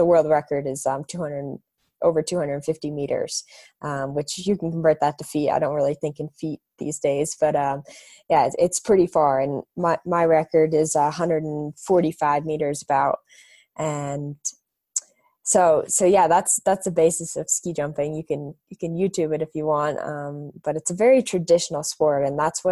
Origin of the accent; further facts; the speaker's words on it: Park City, Utah, United States; I grew up in Park City, Utah.